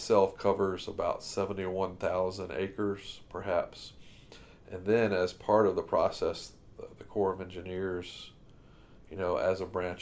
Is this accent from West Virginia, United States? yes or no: no; Griffin, Georgia, United States; I grew up in Griffin, Georgia, which is south of Atlanta